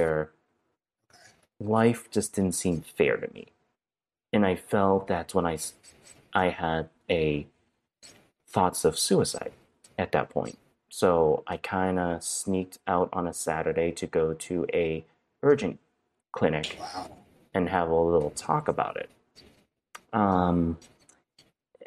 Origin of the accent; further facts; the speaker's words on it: Brockton, Massachusetts, United States; first language Cantonese; moved away; also born or lived in Marion, Ohio; I'm actually from Brockton, Massachusetts. That's the correct hometown that I'm from